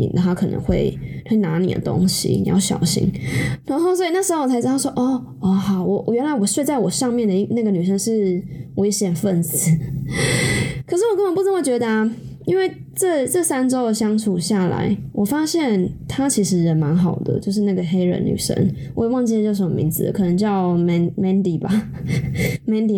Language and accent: Chinese; Taiwan; 毕竟我是一个土生土长的台湾人